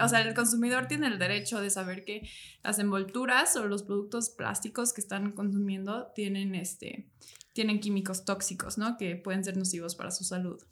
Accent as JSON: {"language": "Spanish", "region": "Morelos", "country": "Mexico", "said": "ya somos de Morelos"}